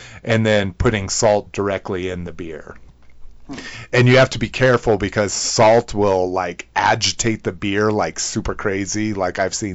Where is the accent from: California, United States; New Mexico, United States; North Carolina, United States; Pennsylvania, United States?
New Mexico, United States; growing up in New Mexico